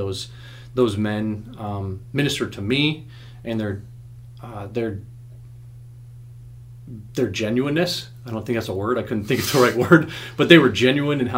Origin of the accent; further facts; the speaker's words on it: Arizona, United States; I was born in Arizona